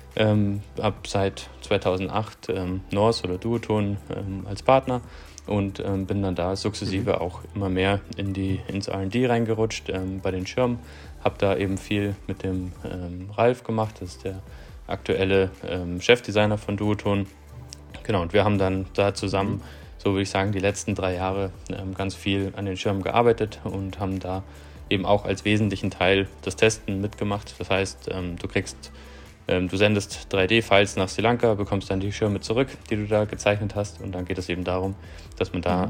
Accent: Southern Germany, Germany; moved away as an adult; grundsätzlich bin ich in Süddeutschland aufgewachsen

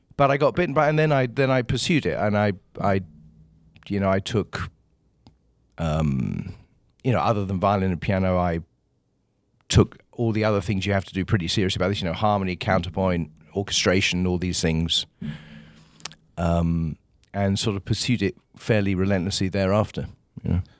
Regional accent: Kingswood, South East England, United Kingdom; moved away as an adult; now in United States; where I grew up, a small town called Kingswood, uh, is still just out of London

